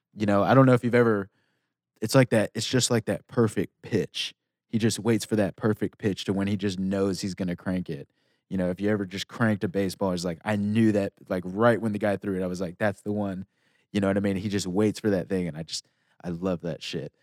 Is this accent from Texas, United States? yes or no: yes; Texas, United States; moved away; I'm from Tex, I'm a Texas boy